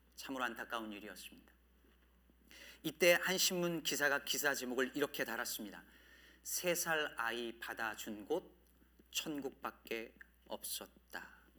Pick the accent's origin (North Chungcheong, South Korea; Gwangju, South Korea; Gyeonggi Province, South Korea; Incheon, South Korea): North Chungcheong, South Korea; Jecheon; 제 고향이 충청북도 제천시였는데